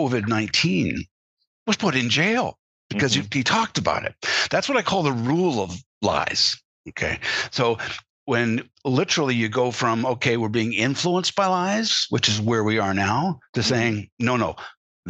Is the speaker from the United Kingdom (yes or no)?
no; Canada; As a Canadian, growing up, and I was around American influences all my life. My father worked for an American corporation, you know, American news coming across from Buffalo all the time